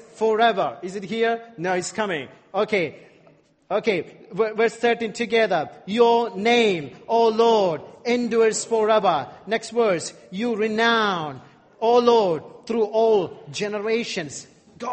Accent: India; I'm from India

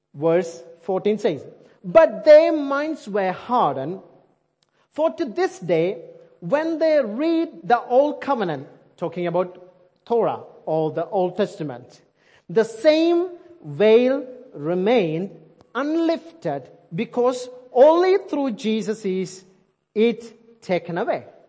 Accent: India; English is a second language; moved away; I'm Indian

